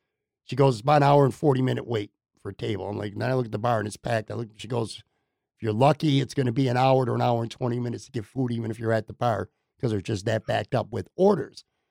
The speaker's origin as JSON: {"language": "English", "town": "Buffalo", "region": "New York", "country": "United States", "tie": "born or raised there", "also_born_or_lived": "West Seneca, New York", "said": "I grew up on the West Side. Right now I live in West Seneca"}